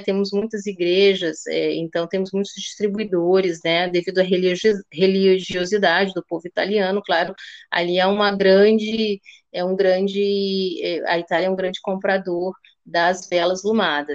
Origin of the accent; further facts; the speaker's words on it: Rio de Janeiro, Brazil; also born or lived in Slovenia / Porto Alegre, Brazil; now in Lisbon, Portugal; Eu e minha irmã nascemos no Rio, eu tinha uma irmã também. É, que faleceu, e nós vivemos lá durante muito tempo